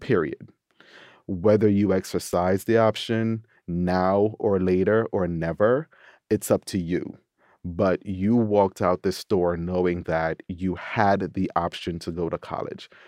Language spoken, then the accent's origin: English; Jamaica; also born or lived in New York; now in Washington, D.C., United States; as a Jamaican